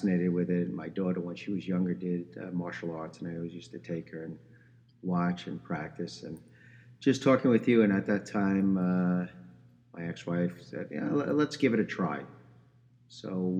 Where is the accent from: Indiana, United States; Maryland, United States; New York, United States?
New York, United States; accent: New York; moved away as an adult; now in South Florida, United States; I'm originally from New York